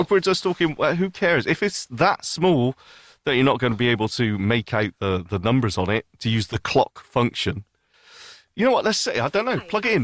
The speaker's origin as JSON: {"language": "English", "area": "the north of the UK", "region": "the north of England", "country": "United Kingdom", "said": "I'm British"}